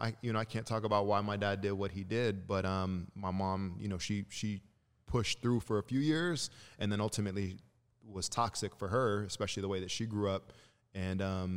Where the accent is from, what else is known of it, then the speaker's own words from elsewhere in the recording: Chicago, Illinois, United States; also born or lived in Lagos, Nigeria / California; So, I was born in Chicago, Illinois, and when I was 2 weeks old, my mom, my dad, my brother, and I, we moved back home to Nigeria, and so we were in Lagos for about 3 years, and then we moved back to Chicago